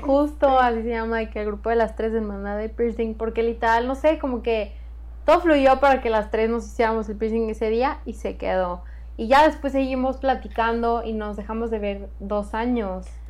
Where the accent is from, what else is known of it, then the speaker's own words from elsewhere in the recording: San Luis Potosí, Mexico; nací en San Luis Potosí y toda mi vida he vivido ahí